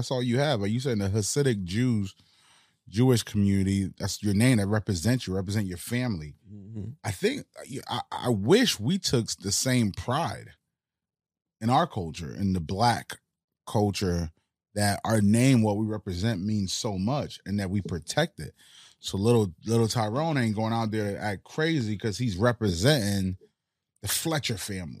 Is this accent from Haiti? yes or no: yes; Haiti; So growing up in Haiti, what I remember was just the family dynamic of all of us holding each other down.